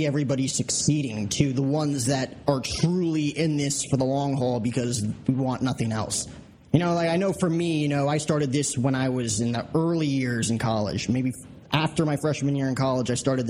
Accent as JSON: {"language": "English", "region": "New Jersey", "country": "United States", "tie": "born or raised there", "moved": "yes", "said": "South New Jersey, my home state, the Garden State"}